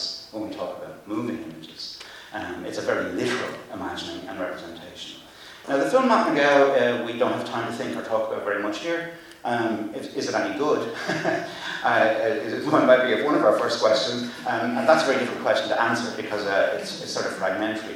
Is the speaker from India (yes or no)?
no; Ireland; I'm Irish